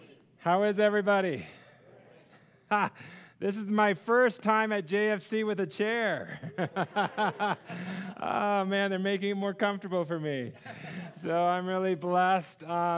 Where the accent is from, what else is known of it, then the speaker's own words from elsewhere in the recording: California, United States; We are from California. That was our life.